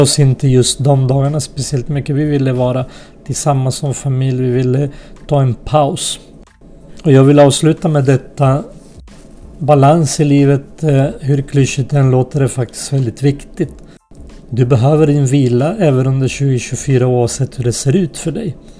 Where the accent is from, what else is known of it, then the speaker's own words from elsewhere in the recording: Sweden; also born or lived in unnamed homeland (war early 1990s); några av oss hamnade i Sverige till slut.